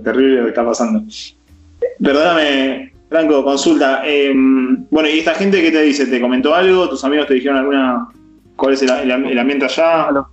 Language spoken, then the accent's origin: Spanish; Argentina; Somos bizarros argentinos